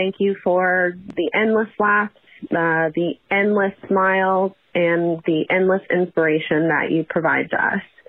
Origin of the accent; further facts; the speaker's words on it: Paraguay; your favorite Paraguayan.